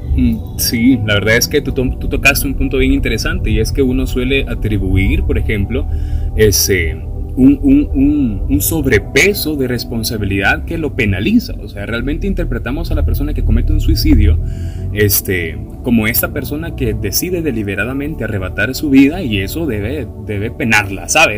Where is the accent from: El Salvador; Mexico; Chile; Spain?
El Salvador